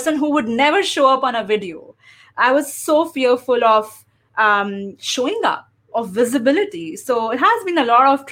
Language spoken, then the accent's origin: English; India; first language English; moved away as an adult; also born or lived in Chicago, United States; now in United States; I am originally from India, and I relocated to the US after marriage